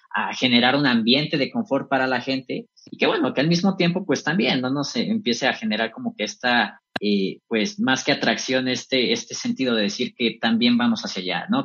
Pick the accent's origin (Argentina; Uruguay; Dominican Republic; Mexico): Mexico; nosotros como mexicanos